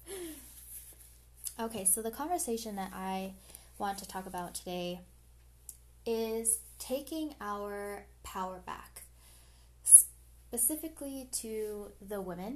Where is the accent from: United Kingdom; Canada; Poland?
Canada; I am a Canadian citizen, born Filipino. So I'm a first generational born Filipino in Canada